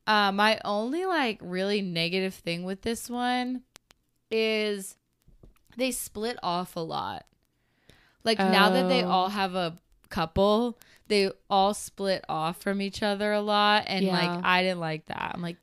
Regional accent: the South, United States; accent: Southern; Well, please just maybe we cut out my southern accent right there.

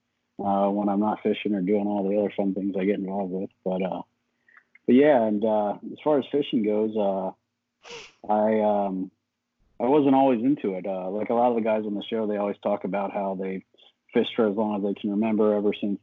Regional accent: York, Pennsylvania, United States; I'm from York, PA, kind of about halfway between Harrisburg and the Maryland line.

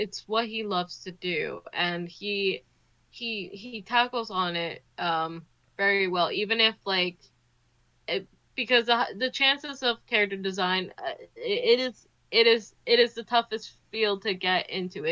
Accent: New Jersey, United States; I grew up in Jersey

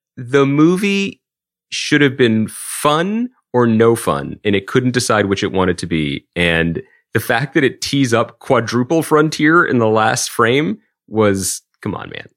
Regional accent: Philadelphia, Pennsylvania, United States; we grew up in Philadelphia

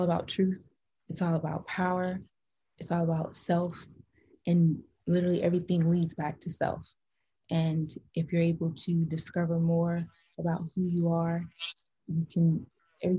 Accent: Illinois, United States; I am from Illinois

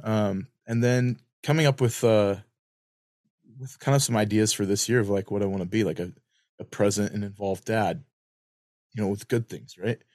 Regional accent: Lewiston, Idaho, United States; I'd always know I'm home when I would smell. If you've ever been to Lewiston, there's a smell

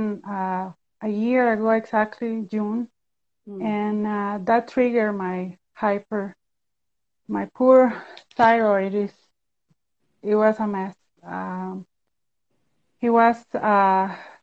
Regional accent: Costa Rica; I'm from Costa Rica. I'm living in Central America.

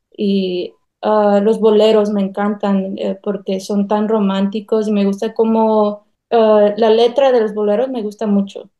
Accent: North Carolina, United States; also born or lived in South Korea; Yo nací en Carolina del Norte, ah, toda mi vida aquí la he pasado. Mis padres son veracruzanos

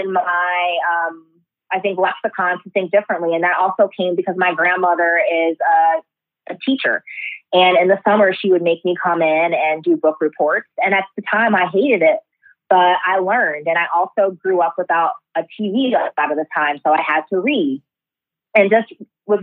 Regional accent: Chicago, Illinois, United States; now in Las Vegas, United States; I was born in Chicago in 1977.

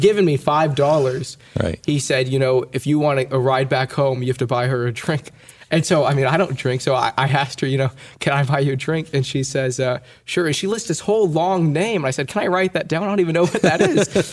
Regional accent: California, United States; I, my sister and I were born and raised in California.

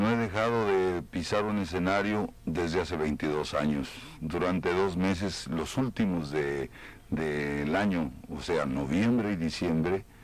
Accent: Cuba; now in Union City, United States; Yo soy cubano de Union City.

